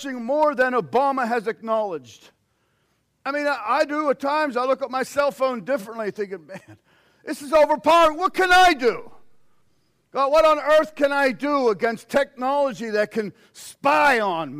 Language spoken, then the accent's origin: English; United States; us as American Christians